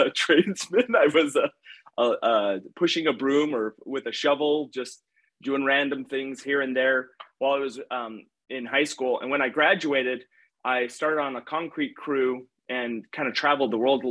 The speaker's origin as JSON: {"language": "English", "region": "Utah", "country": "United States", "tie": "born or raised there", "said": "how do I get back to Utah"}